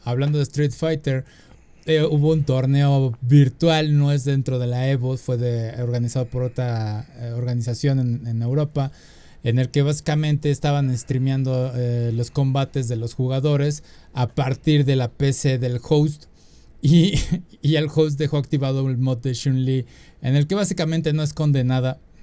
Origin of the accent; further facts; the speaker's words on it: Mexico; uno como mexicano necesita la visa